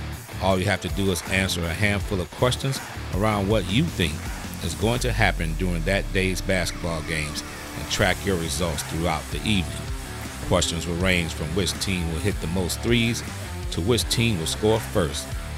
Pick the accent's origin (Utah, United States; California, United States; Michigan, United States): Michigan, United States; Detroit; You know, I'm originally from Detroit, Michigan.